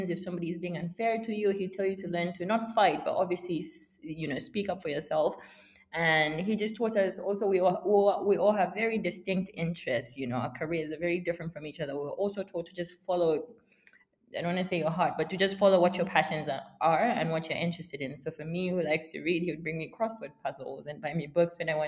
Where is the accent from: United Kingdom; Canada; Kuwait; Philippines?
United Kingdom; for being black, for being female, for being British and Zambian